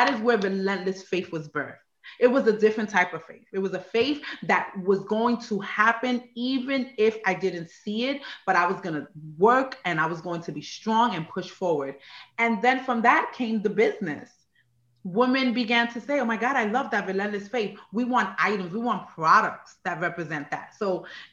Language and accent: English; New York, United States; moved away as an adult; also born or lived in Puerto Rico; now in Maryland, United States; I was born on the island of Puerto Rico and came to New York when I was about 5. And then I was just in New York for the rest of my young adult years